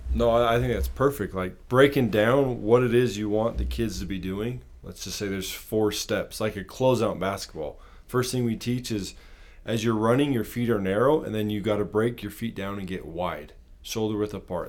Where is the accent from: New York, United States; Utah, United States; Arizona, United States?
Utah, United States; Provo; I grew up in Provo, Utah